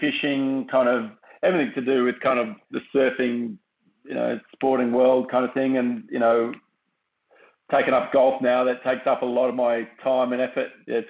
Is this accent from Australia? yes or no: yes; Perth, Western Australia, Australia; growing up in Perth